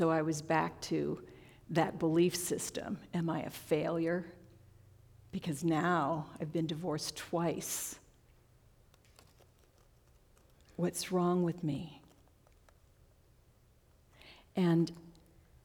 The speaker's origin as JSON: {"language": "English", "region": "New York", "country": "United States", "tie": "born or raised there", "moved": "yes", "lives_now": "Central Oregon, United States", "said": "when I was a little kid, I grew up in New York"}